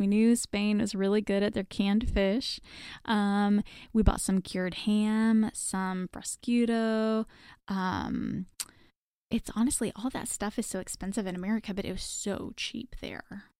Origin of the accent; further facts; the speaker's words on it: Texas, United States; I'm from Texas